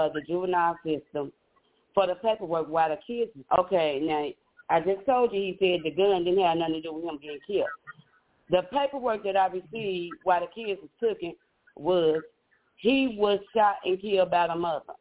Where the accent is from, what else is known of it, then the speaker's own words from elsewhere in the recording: St. Louis, Missouri, United States; I'm a native from St. Louis, Missouri